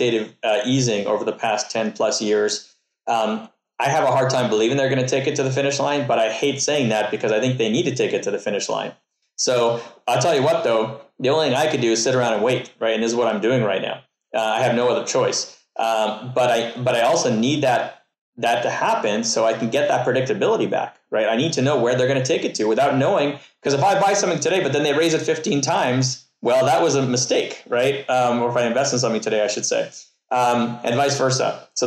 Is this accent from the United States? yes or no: no; Canada; I'm from Canada